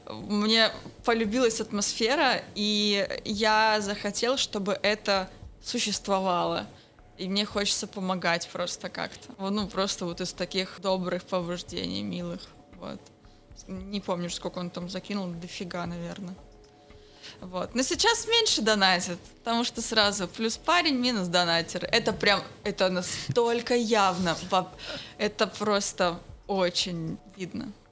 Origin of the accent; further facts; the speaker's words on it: Petropavlovsk-Kamchatsky, Kamchatka Krai, Russia; А я детство провела на Камчатке, Петропавловск-Камчатский, вечный снег.